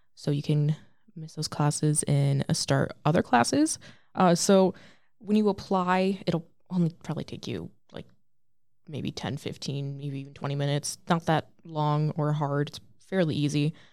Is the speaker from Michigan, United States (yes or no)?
yes; Lake Orion, Michigan, United States; I'm from Lake Orion, Michigan